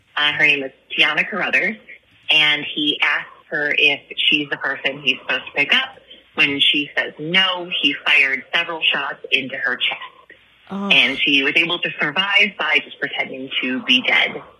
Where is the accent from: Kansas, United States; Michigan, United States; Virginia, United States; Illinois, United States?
Michigan, United States; Kalamazoo; I am also from Kalamazoo